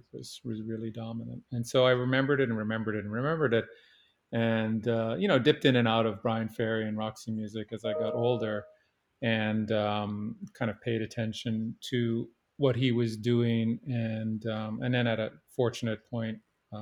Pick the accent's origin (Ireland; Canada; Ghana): Canada; I grew up in Canada, and one of the good fortunes of growing up in Canada